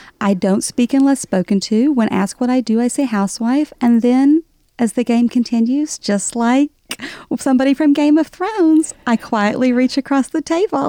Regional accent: the South, United States; accent: Southern; And then I married a New Yorker who loves my Southern accent.

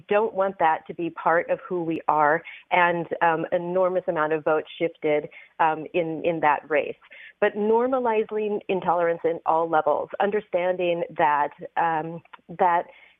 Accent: Georgia, United States; as an American, as a Georgian.

